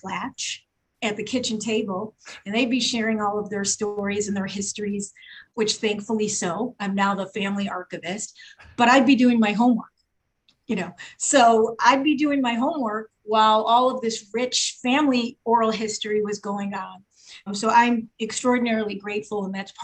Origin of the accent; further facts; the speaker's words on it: Chicago, Illinois, United States; I grew up in Chicago, born and raised.